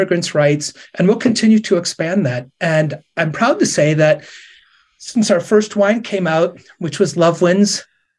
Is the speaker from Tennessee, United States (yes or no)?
no; Sandusky, Ohio, United States; moved away; when I moved back to my hometown of Sandusky, Ohio